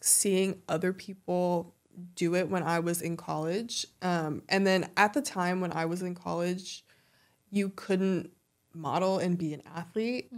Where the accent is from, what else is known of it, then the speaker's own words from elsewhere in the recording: Ventura County, California, United States; also born or lived in Los Angeles; I'm from, uh, Ventura County